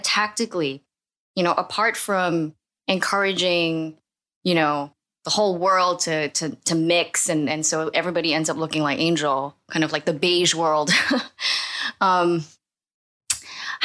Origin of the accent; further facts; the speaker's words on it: Singapore; now in United States; growing up in Singapore